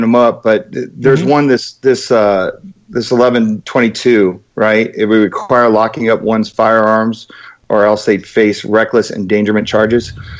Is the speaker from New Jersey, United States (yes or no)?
yes; New Jersey, United States; moved away as an adult; I'm from New Jersey.